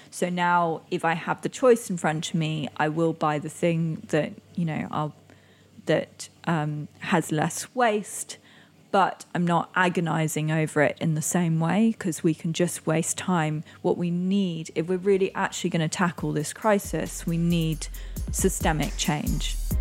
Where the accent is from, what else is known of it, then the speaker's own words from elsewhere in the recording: Indonesia; also born or lived in Singapore; now in London, United Kingdom; I grew up in Indonesia